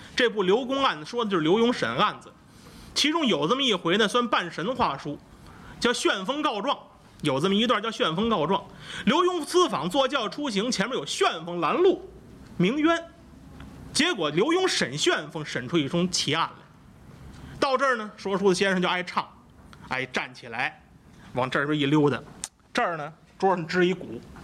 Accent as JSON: {"language": "Chinese", "region": "northern China", "country": "China", "accent": "northern accent", "said": "咱们这个北方口音呢"}